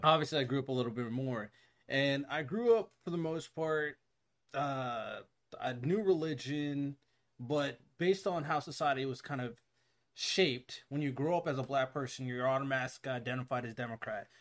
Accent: Hawaii, United States; moved away; I grew up in Hawaii.

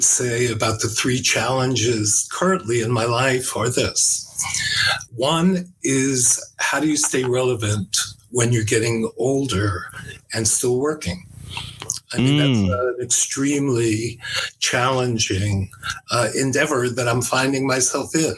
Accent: New York City, New York, United States; I was born in New York City. I was born in the Bronx, and I grew up as a street kid during the 50s

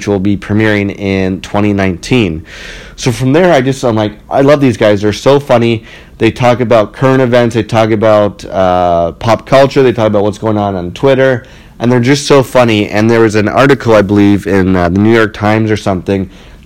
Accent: Ottawa, Ontario, Canada; now in Toronto, Canada; I'm from Ottawa

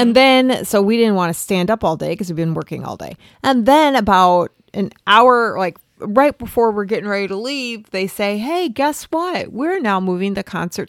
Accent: United States; We are from like an hour away from the city, south.

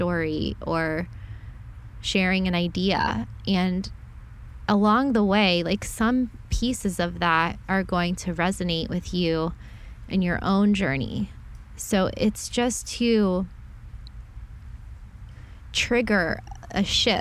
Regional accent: Southeast Florida, United States; I'm from Florida. I grew up here

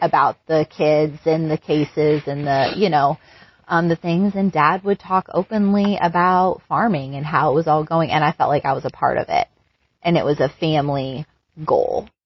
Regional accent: United States; moved away as an adult; also born or lived in Singapore; being an American

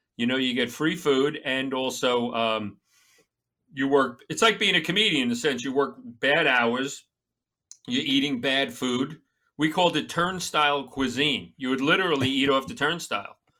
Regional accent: Long Island, New York, United States; moved away; I'm a Long Island maggot

